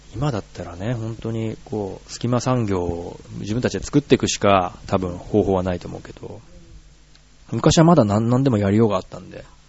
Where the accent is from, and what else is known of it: Gifu, Japan; born or raised there; moved away as an adult; now in Tokyo, Japan